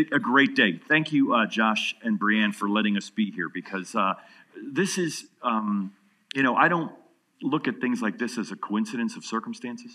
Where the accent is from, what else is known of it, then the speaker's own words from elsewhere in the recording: New York, United States; now in Atlanta, United States; I'm from New York." I said, but I live in Atlanta